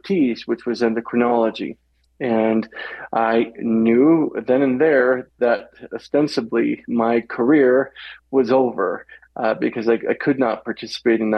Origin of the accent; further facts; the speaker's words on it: Walla Walla, Washington, United States; I'm born and bred in Walla Walla, Washington, so I'm a Northwest boy. And born and raised out there